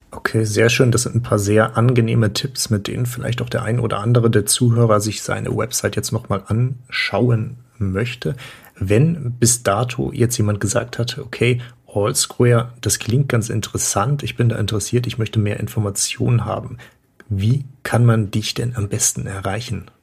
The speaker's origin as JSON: {"language": "German", "country": "Germany", "said": "Wir bei uns in Deutschland"}